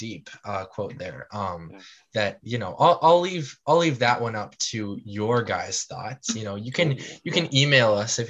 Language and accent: English; Minnesota, United States; We're all Minnesotan.